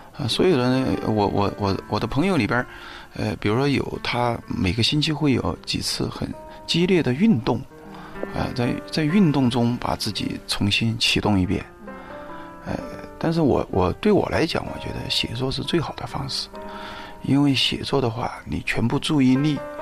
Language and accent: Chinese; Guang'an, Sichuan, China; 我是在那个四川的乡村里面长大的嗯，在那个广安的武圣县，我在那儿出生嗯。呃，在那儿一直读到那个高中毕业